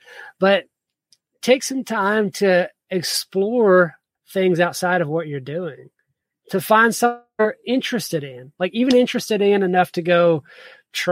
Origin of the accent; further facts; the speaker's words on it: the South, United States; also born or lived in South Georgia / Virginia; I grew up in the South